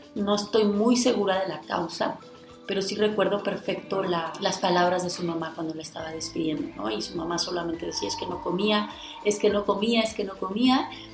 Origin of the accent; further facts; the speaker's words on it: Guanajuato, Mexico; de donde yo soy, que es de Guanajuato